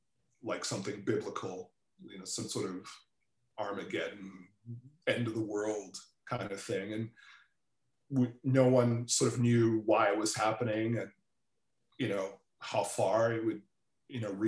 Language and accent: English; Toronto, Ontario, Canada; also born or lived in Trinidad / New York; I grew up in Toronto